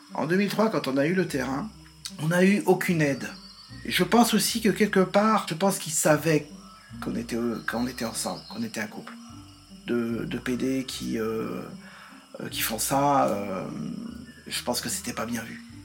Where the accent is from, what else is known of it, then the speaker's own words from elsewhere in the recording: Nantes, Pays de la Loire, France; moved away as an adult; also born or lived in England / Ain; je suis né à Nantes euh, en mai 67